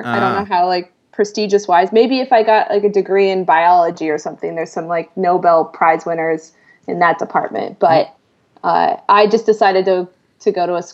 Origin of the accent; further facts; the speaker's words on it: Seattle, Washington, United States; moved away as an adult; also born or lived in Boston; I grew up in Seattle